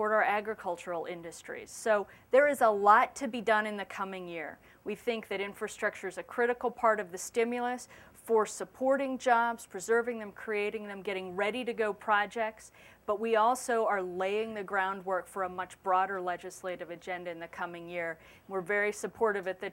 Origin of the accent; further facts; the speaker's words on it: Wyoming, United States; moved away; my home state of Wyoming